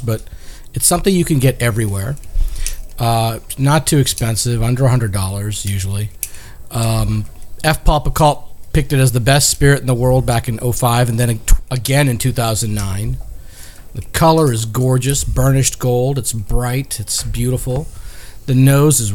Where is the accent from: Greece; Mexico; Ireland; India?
India; now in United States; I may be Indian by birth